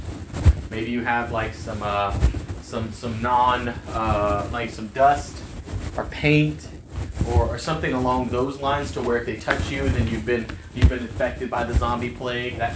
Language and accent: English; El Campo, Texas, United States; here in my hometown of El Campo